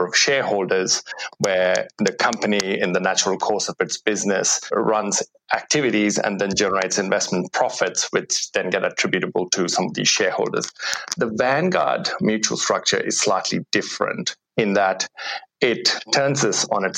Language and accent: English; India; now in Australia; I grew up in India before coming to Australia